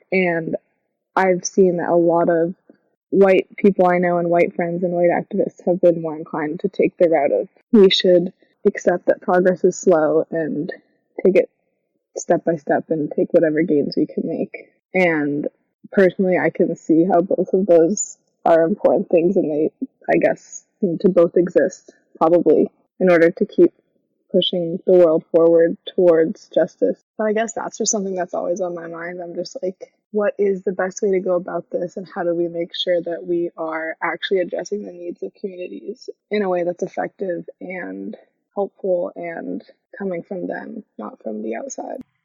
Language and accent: English; Freeport, Maine, United States; Freeport, um, my hometown, and then in like Portland